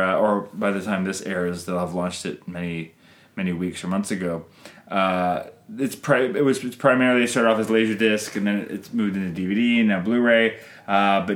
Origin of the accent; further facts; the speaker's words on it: Canada; I'm Canadian filmmaker